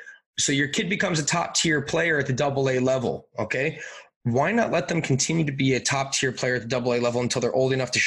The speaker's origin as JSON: {"language": "English", "area": "Long Island", "region": "New York", "country": "United States", "tie": "born or raised there", "moved": "yes", "said": "growing up on Long Island, I lived 5 minutes away from the rink"}